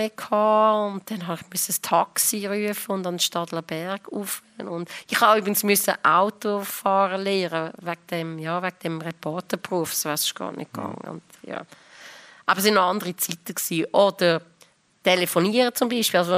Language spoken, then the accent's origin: German; Lucerne, Switzerland; now in Zürich, Switzerland; ich bin von Luzern gekommen, ich habe in Zürich knapp gewusst, wo die Bahnhofstrasse ist, mehr nicht.